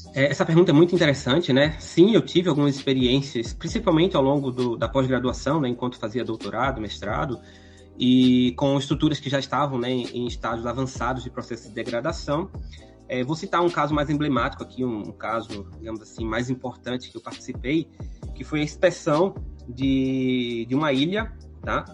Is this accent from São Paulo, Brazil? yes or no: no; Recife, Pernambuco, Brazil; moved away as an adult; now in Curitiba, Brazil; vocês podem estar tá reparando aí pelo meu sotaque que não sou aqui, né, da cidade de Curitiba. Sou proveniente então da cidade de Recife, no estado de Pernambuco